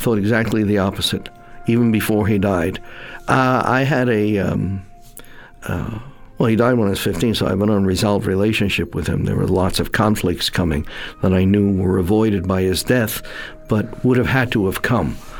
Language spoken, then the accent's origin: English; New York City, New York, United States; also born or lived in Staten Island; I'm born and raised in Brooklyn